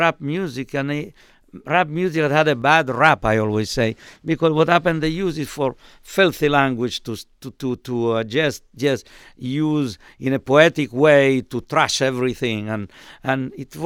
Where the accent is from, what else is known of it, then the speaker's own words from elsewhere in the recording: Melilla, Spain; now in Seattle, United States; I was born in Melilla, it's called. It's a city in North Africa that belonged to Spain for 500 years